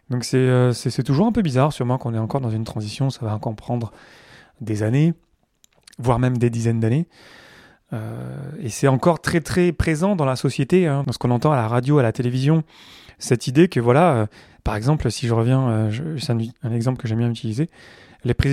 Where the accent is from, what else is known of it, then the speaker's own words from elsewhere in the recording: France; parce que je suis français ou voilà Descartes, le cartésianisme, c'est encore très très présent.